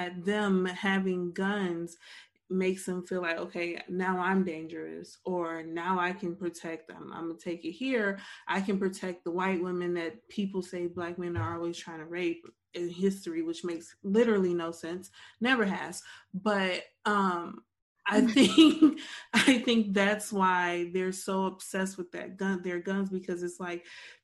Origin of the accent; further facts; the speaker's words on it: Detroit, Michigan, United States; I'm from Detroit